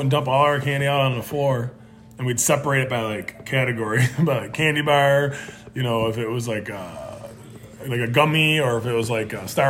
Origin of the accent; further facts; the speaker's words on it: Buffalo, New York, United States; I grew up in Buffalo, New York. Snowbelt of America, right?